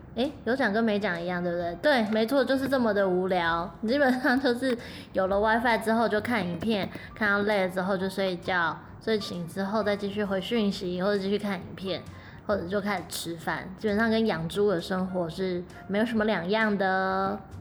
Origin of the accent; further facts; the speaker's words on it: Taiwan; now in Japan; 社会台湾人的我